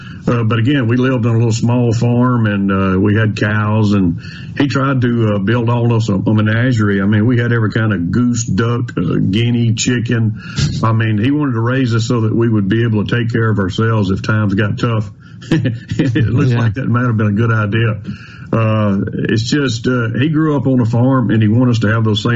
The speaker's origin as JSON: {"language": "English", "town": "Carthage", "region": "Mississippi", "country": "United States", "tie": "born or raised there", "said": "I grew up in Carthage, Mississippi."}